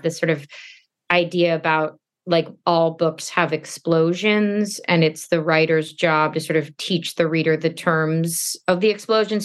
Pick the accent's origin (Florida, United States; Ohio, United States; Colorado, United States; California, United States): Florida, United States; Stuart; moved away; I'm from Florida